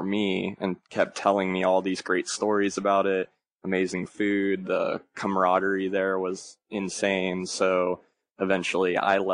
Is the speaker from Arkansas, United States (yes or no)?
yes; Arkansas, United States; also born or lived in Ohio; now in Dallas, United States; I was born in Ohio, and I moved to Arkansas when I was fairly young, like 5 or 6.